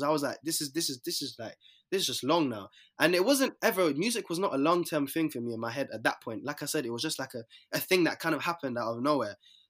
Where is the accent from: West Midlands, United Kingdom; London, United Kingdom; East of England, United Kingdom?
London, United Kingdom; Yeah, I'm from South